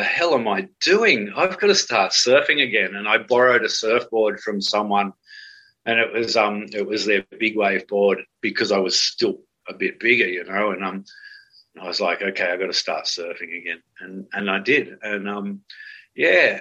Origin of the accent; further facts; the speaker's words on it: Cronulla, New South Wales, Australia; the main street of my hometown, Cronulla